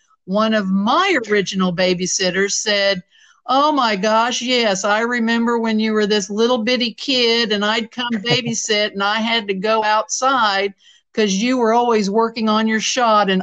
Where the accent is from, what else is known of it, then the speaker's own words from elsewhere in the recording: Centralia, Missouri, United States; moved away; my upbringing at Centralia, Missouri, I smile when you bring up my hometown